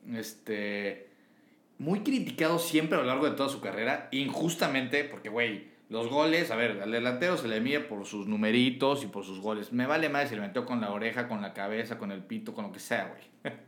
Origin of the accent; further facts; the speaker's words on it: Mexico; como mexicano